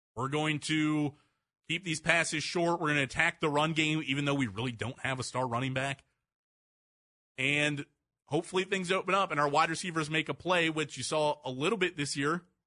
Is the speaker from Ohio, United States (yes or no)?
yes; Mentor, Ohio, United States; I'm from Menor, so I grew up with the Trubisky's living in my city.